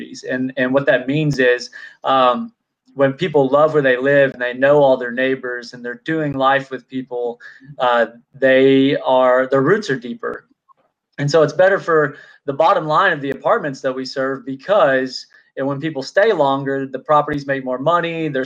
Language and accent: English; Texarkana, United States; I grew up in Texarkana